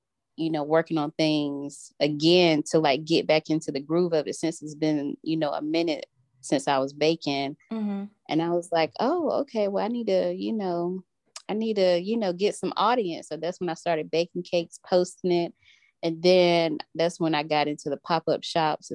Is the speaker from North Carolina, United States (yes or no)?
yes; Rocky Mount, North Carolina, United States; when I moved back home to my hometown in Rocky Mount